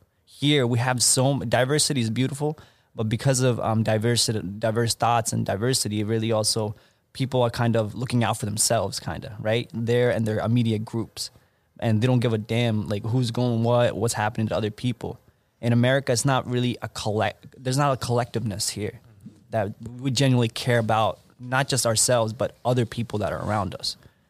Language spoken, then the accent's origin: English; Pennsylvania, United States; But for me, I've always been, you know, growing up in Central Pennsylvania, all my friends are in New York.